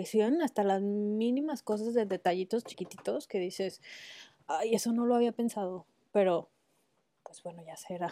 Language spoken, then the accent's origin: Spanish; Mexico; moved away; soy mexicana